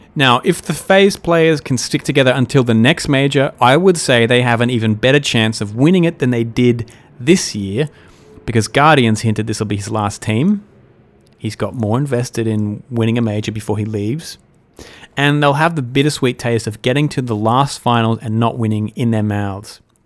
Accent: Australia; as an Australian

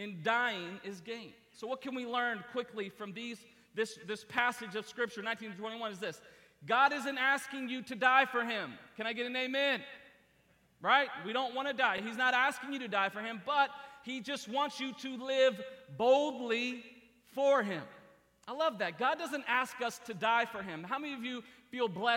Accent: Columbus, Ohio, United States; moved away; Columbus, Ohio is my hometown. That's where I was born and raised.

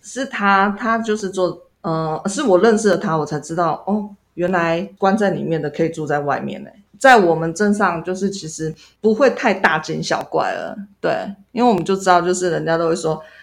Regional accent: Yuli, Hualien County, Taiwan; 因为我就是从小在这里长大的

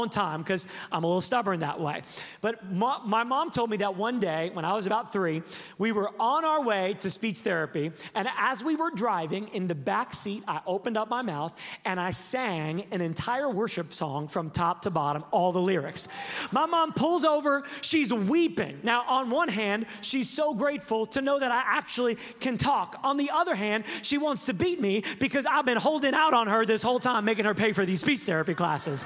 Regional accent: Sacramento, California, United States; I am from Sacramento, California

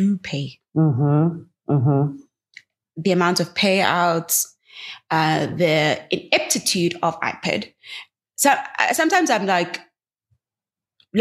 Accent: Gqeberha, Eastern Cape, South Africa; my hometown, Gqeberha.

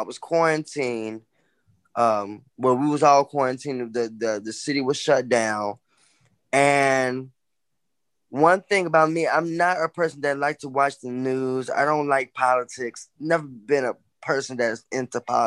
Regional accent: Justice, Illinois, United States; moved away as an adult; now in Chicago, United States; originally I am from the southwest suburbs in Illinois called Justice

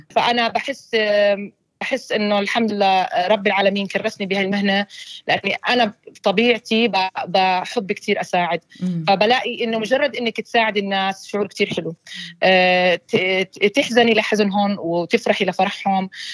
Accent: Jordan; first language Arabic; moved away as an adult; also born or lived in Ukraine; now in Australia; اصلي انا أيوة. آه، من الاردن

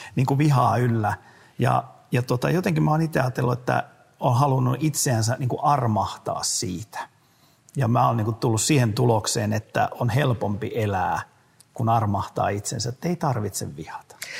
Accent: South Ostrobothnia, Finland; mä olen itse eteläpohjalainen

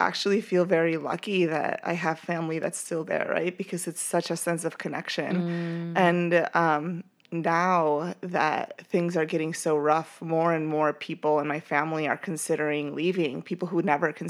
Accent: Ecuador; moved away; Like, who am I? You know, like I've been in this country for 13 years, but I'm from Ecuador.

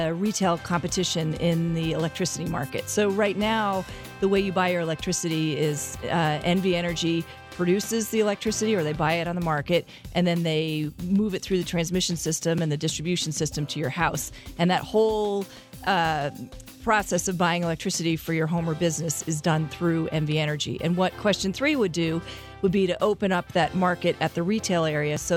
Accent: Connecticut, United States; moved away; I grew up in Connecticut

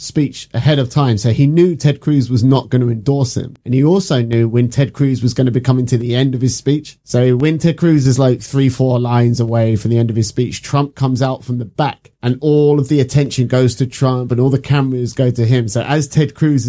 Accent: United Kingdom; I'm British. I'm not American

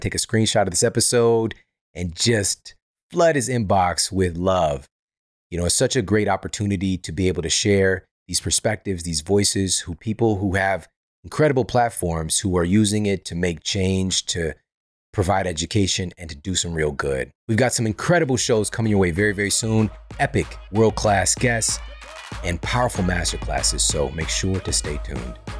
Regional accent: St. Louis, Missouri, United States; I'm from Saint Louis.

